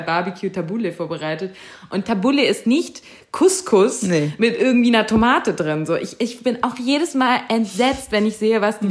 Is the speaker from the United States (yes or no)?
no; Germany; ich bin in Deutschland geboren